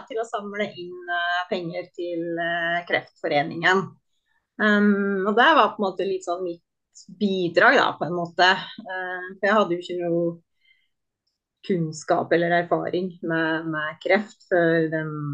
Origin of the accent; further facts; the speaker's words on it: Sjoa, Innlandet, Norway; moved away as an adult; also born or lived in Trondheim; now in Oslo, Norway; jeg flytta fra Sjoa da jeg var 19, og da flytta jeg til Trondheim